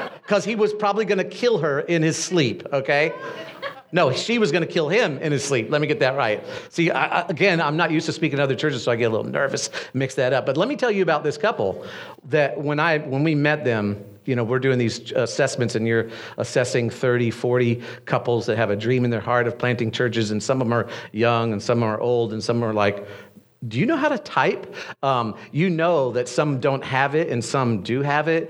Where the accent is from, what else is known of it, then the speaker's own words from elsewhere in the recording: Destin, Florida, United States; moved away as an adult; also born or lived in Brevard County, Florida; Destin, which is my hometown